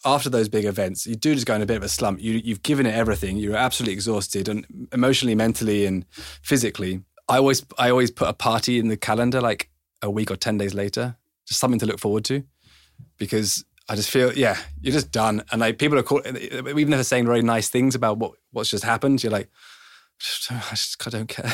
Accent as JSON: {"language": "English", "region": "England", "country": "United Kingdom", "tie": "born or raised there", "said": "I was born in English"}